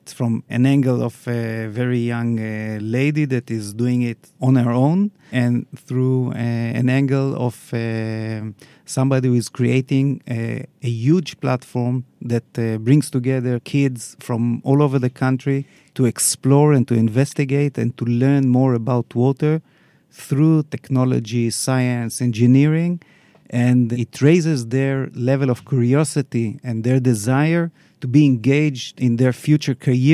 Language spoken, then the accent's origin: English; Israel; I grew up in Israel.